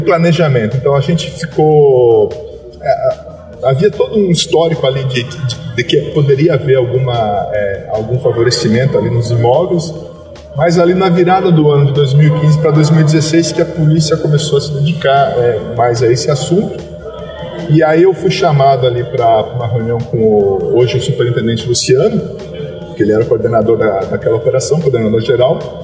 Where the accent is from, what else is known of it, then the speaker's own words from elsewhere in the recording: Curitiba, Paraná, Brazil; also born or lived in Presidente Prudente; Minha primeira lotação foi em Curitiba, eu tive o prazer já de ser lotado na minha cidade natal